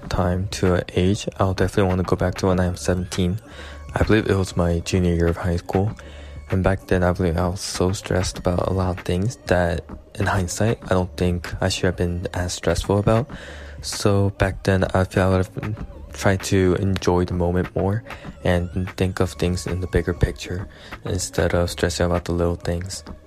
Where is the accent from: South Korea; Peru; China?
South Korea; Seoul; I'm from Seoul, South Korea.